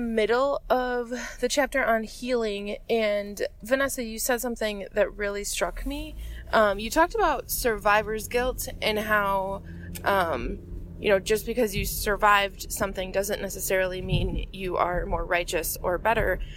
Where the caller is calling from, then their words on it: Waukesha, Wisconsin, United States; I'm calling from Waukesha, Wisconsin